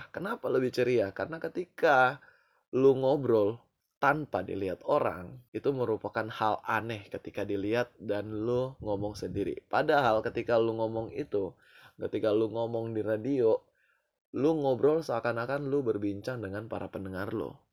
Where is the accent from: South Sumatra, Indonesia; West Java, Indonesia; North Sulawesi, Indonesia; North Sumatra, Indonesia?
North Sulawesi, Indonesia; Manado; dan gue dari Manado